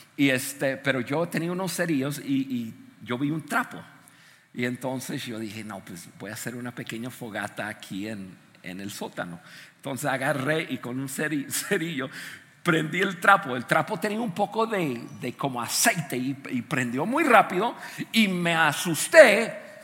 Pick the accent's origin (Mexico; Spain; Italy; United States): United States; moved away; desde niño, yo crecí en Estados Unidos